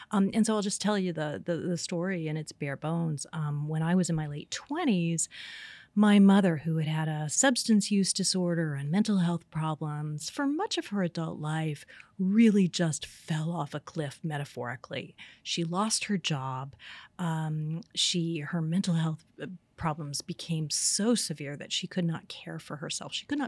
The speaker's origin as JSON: {"language": "English", "region": "Indiana", "country": "United States", "tie": "born or raised there", "said": "I grew up in Indiana, very conservative place"}